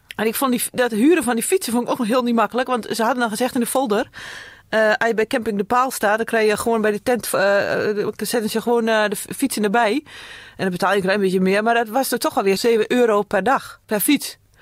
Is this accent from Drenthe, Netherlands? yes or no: no; Heerde, Gelderland, Netherlands; Ik kom uit Heerde, dat is Noordveluwe